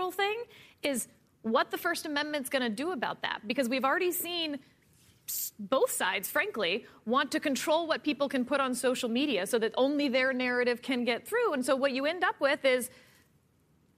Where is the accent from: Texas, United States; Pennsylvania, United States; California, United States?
Texas, United States; Houston; I'm from Houston, Texas